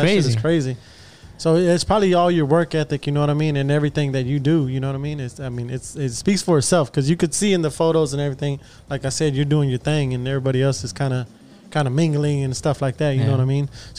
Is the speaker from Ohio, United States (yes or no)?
no; Houston, Texas, United States; because of course we're all from Houston.